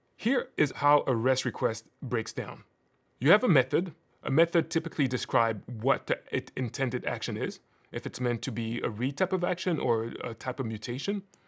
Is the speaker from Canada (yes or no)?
no; Cameroon; moved away; I'm originally from Cameroon